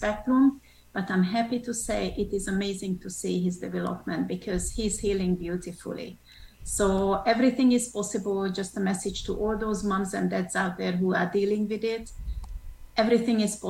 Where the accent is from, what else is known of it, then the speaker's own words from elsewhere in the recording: Hungary; also born or lived in Switzerland / France / England; now in United States; I'm originally from Hungary. So I'm a Hungarian